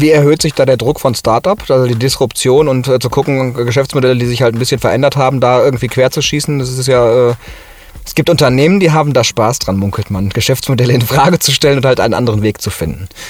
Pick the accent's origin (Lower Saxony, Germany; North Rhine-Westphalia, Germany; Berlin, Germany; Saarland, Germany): North Rhine-Westphalia, Germany; Ruhr area; now in Cologne, Germany; ich komme ja aus dem Ruhrgebiet eigentlich und jetzt in Köln